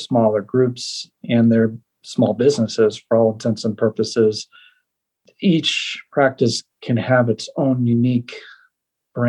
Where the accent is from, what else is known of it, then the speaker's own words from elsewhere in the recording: Northern Illinois, United States; moved away as an adult; also born or lived in Iowa / Atlanta; now in Colorado, United States; I grew up in Northern Illinois and went to the University of Iowa